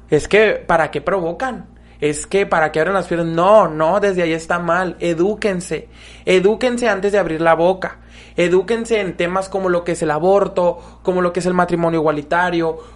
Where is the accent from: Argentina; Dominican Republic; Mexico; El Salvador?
Mexico; also born or lived in Mexicali, Baja California; como mexicanos.